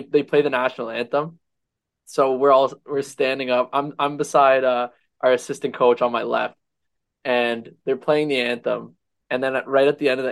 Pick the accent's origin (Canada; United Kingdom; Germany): Canada; Toronto, Ontario; now in Niagara, Canada; my hometown from back in Toronto